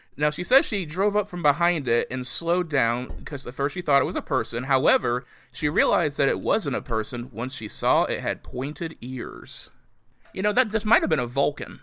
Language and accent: English; southern Indiana, United States; my hometown in southern Indiana